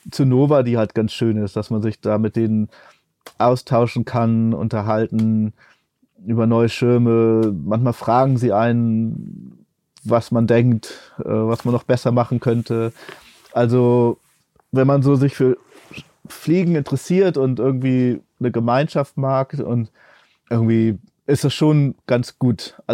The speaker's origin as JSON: {"language": "German", "country": "El Salvador", "tie": "born there", "said": "Also ich bin in El Salvador geboren und immer wieder dorthin zurückgegangen zum, zum Arbeiten auch und ich habe da auch mal wieder gelebt eine Zeit lang."}